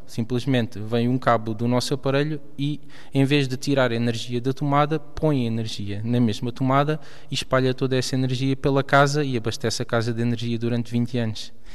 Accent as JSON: {"language": "Portuguese", "town": "Ponte de Sor", "region": "Alentejo", "country": "Portugal", "moved": "yes", "said": "Eu sou de Ponte Sor, sim, é do distrito de Porto Alegre."}